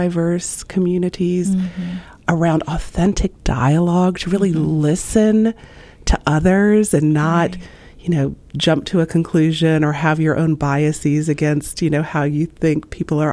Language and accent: English; Slidell, Louisiana, United States; moved away as an adult; now in Ohio, United States; I grew up right outside of New Orleans in a town called Slidell